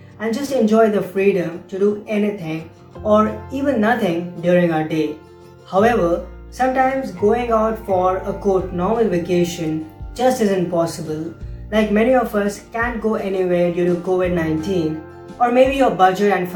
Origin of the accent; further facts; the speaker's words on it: India; moved away; India, my home country